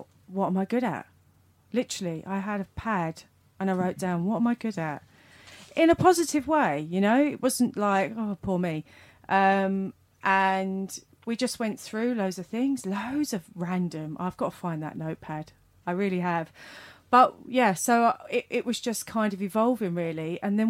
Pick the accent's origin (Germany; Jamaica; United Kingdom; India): United Kingdom; as British people